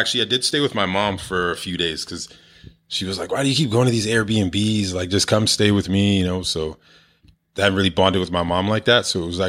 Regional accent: Toronto, Ontario, Canada; I moved out there from Toronto.

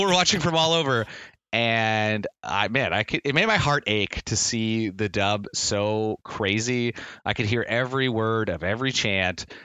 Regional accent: Nova Scotia, Canada; now in Ontario, Canada; I grew up in Nova Scotia

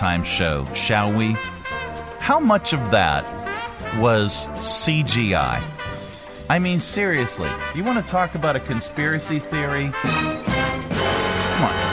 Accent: Pittsburgh, Pennsylvania, United States; moved away; I'm from the Pittsburgh area

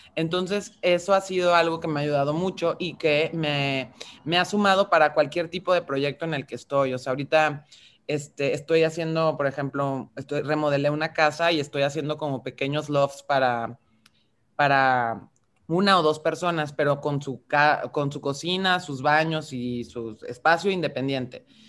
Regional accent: Mexico; tenemos por contexto identitario como mexicanas, como mexicanos

